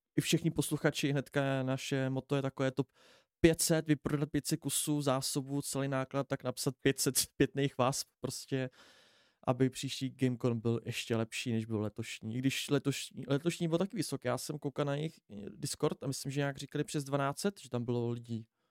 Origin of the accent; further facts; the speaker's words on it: Pardubice, Pardubice Region, Czechia; všichni jsme tady od z Pardubic